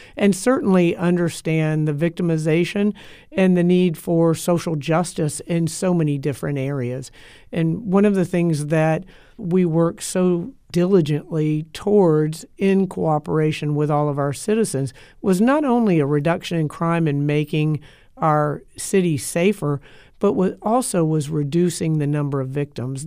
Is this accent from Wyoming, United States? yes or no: no; Tampa, Florida, United States; I was born and raised here in Tampa